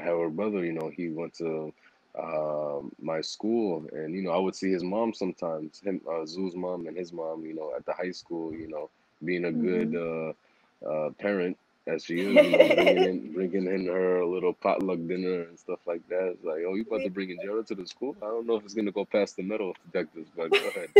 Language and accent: English; New York City, New York, United States; I grew up in Harlem